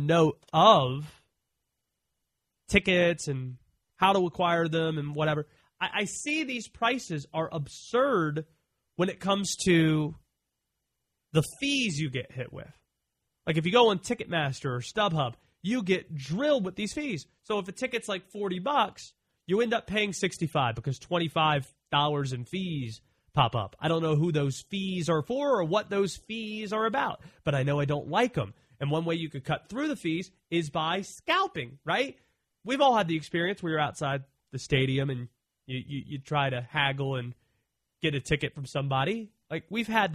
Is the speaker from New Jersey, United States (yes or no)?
no; Baltimore, Maryland, United States; the city I was born in Baltimore